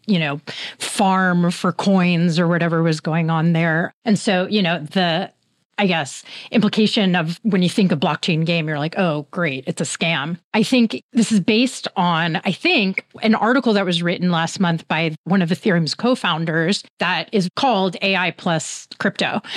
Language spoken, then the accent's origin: English; Bay Area, California, United States; I'm from the Bay Area